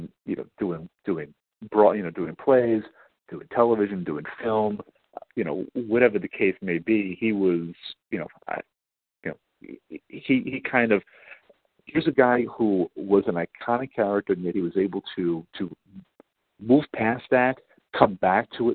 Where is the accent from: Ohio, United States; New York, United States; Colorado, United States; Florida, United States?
New York, United States; New York City; I grew up on Staten Island